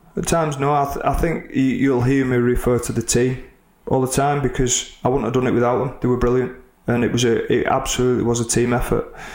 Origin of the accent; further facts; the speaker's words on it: Oldham, North West England, United Kingdom; Oldham, my hometown.